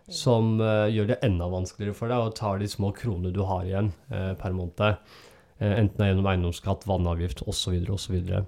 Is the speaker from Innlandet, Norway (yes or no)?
no; Oslo, Norway; det stedet der jeg vokste opp, og det er i Søndre Nordsjøen, og Vervenbukta